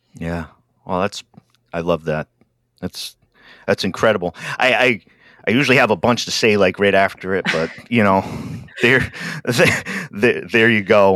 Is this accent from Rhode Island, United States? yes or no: yes; Rhode Island, United States; now in Oregon, United States; I'm a, a, a, Yankee from up in Rhode Island, and uh, uh, I live out in Oregon now